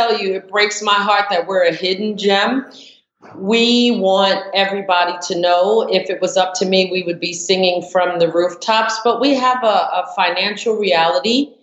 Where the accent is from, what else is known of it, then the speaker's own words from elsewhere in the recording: New York, United States; moved away as an adult; also born or lived in Brooklyn; now in Atlanta, United States; being born and raised in New York and then moving to Atlanta